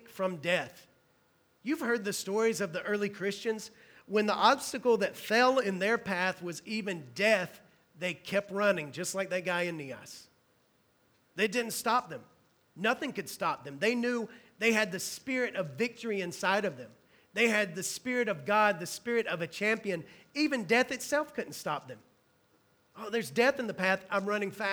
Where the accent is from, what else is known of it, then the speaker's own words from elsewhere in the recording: Hueytown, Alabama, United States; where I'm from in Alabama, the only thing my town is known for is NASCAR. If you drive into my town, Hueytown, Alabama